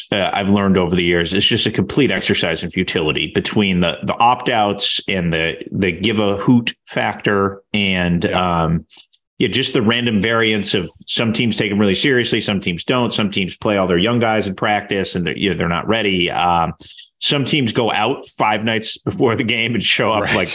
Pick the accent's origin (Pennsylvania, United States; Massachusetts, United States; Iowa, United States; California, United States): Massachusetts, United States; Boston; my hometown, uh, Boston, here.